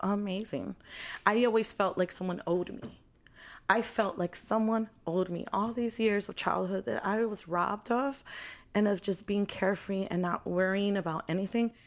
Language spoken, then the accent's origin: English; Chicago, Illinois, United States; I'm from Chicago, born and raised.